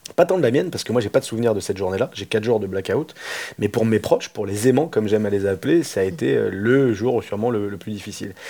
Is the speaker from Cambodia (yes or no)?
no; France; moi je suis français